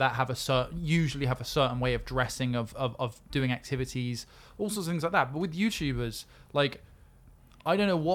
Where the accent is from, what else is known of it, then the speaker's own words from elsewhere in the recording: Somerset, South West England, United Kingdom; when I grew up in Somerset